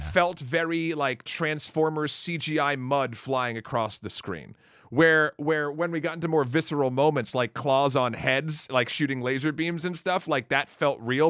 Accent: New Hampshire, United States; moved away as an adult; now in New York, United States; I'm from New Hampshire

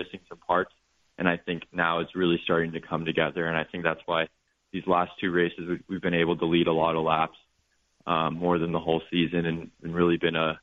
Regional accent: Phoenix, Arizona, United States; growing up in Phoenix

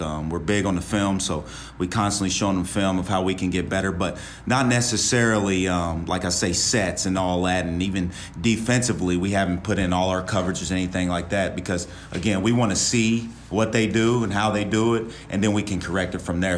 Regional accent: West Virginia, United States; moved away; also born or lived in Ohio / Tampa, Florida; I'm from West Virginia

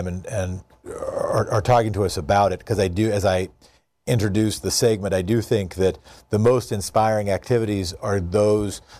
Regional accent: Oregon, United States; I'm from Oregon, a state just to the south

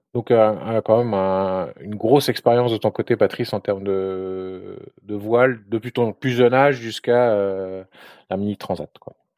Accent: France; moved away as an adult; also born or lived in Luxembourg; now in United States; avant de venir ici aux États-Unis, j'ai, je suis français, mais j'ai habité euh, longtemps au Luxembourg

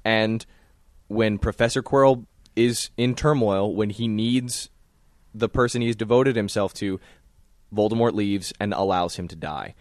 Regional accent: the South, United States; growing up in the South

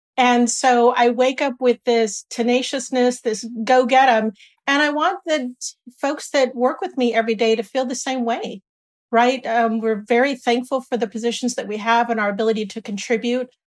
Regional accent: San Bernardino, California, United States; moved away as an adult; also born or lived in Washington DC area / Boston / Dallas / Michigan; I grew up here in San Bernardino, not too far away

